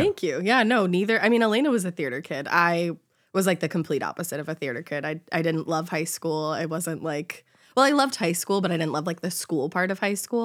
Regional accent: Boston, Massachusetts, United States; also born or lived in Honolulu, Hawaii; I grew up in Boston

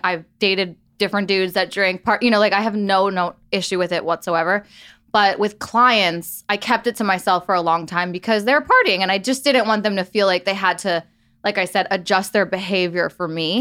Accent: New York, United States; I grew up in New York.

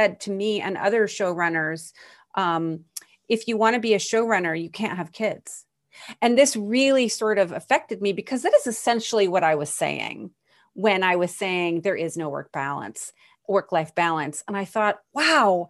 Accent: United States; as American women

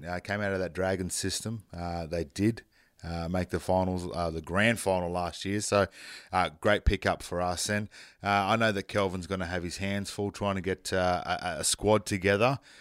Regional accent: North Queensland, Australia; I grew up in North Queensland.

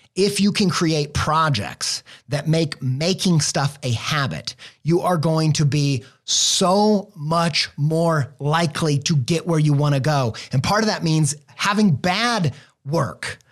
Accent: Indiana, United States; now in Columbus, Ohio, United States; I'm from the Midwest. Indiana boy, now living in Ohio

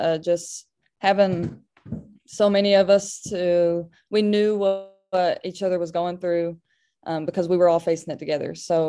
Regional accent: Kentucky, United States; born or raised there

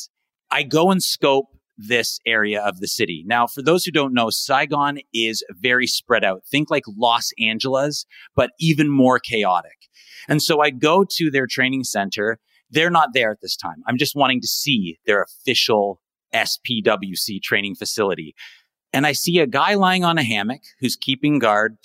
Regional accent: Barrie, Ontario, Canada; moved away as an adult; now in Ho Chi Minh City, Vietnam; I'm actually from the city Barrie, Ontario.

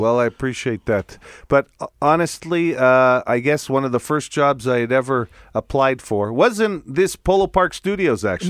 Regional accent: Italy; accent: Italian; now in Canada; my Italian accent.

